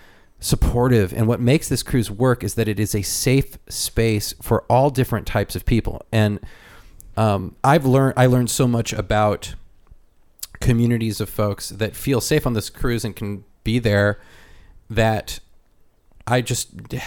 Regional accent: Chicago, Illinois, United States; I'm from Chicago. Well, if you know the history of Chicago and you know all these things about Chicago, you can interlace your way into a discussion.

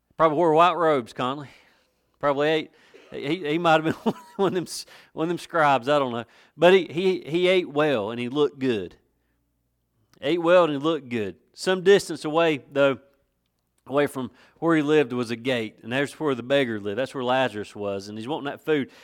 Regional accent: West End of Watauga County, North Carolina, United States; I'm from the West End of Watauga County

